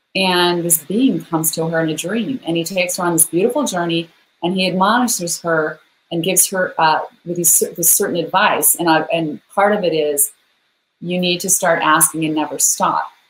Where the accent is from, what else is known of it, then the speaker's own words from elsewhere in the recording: Idaho, United States; I'm a girl from Idaho.